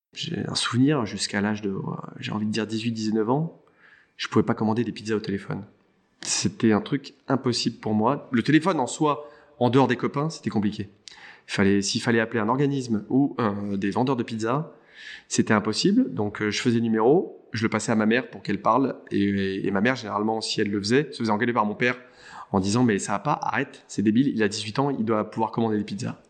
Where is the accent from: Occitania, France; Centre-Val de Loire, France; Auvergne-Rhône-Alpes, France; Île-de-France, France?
Île-de-France, France; Saint-Cloud; J'ai passé mon enfance euh, en banlieue parisienne, euh, Saint-Cloud, euh, qui est plutôt une banlieue chic